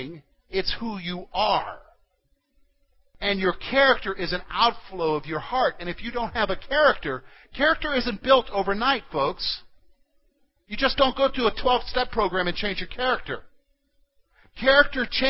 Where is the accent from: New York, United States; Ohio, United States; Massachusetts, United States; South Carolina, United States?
South Carolina, United States; moved away; I grew up in South Carolina